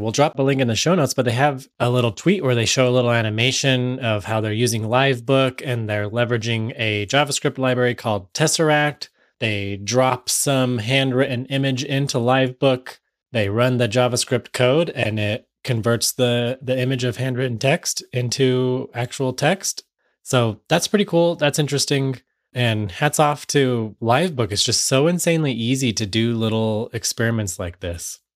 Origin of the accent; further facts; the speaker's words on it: United States; I'm from the United States